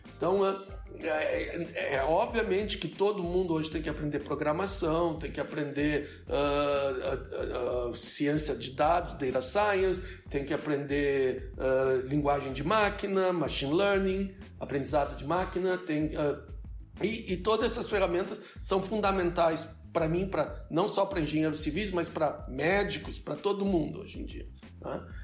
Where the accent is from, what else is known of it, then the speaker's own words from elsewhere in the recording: Brazil; moved away as an adult; now in United States; eu saí do Brasil há mais de 30 anos